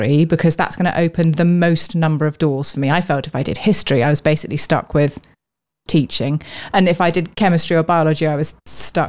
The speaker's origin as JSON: {"language": "English", "region": "London", "country": "United Kingdom", "tie": "born or raised there", "said": "I grew up also in London"}